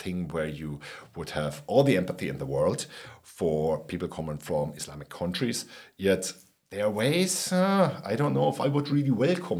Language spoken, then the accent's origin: English; Berlin, Germany; moved away as an adult; now in Ireland; I am from Berlin, Neukölln, which West Berlin had about 2 million inhabitants, and 10% of them were of Turkish origin.